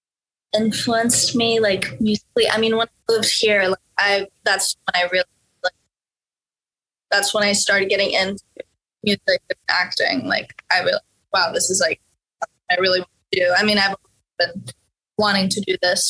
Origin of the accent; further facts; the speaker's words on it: Norway; now in Los Angeles, United States; I'm from Norway. I grew up there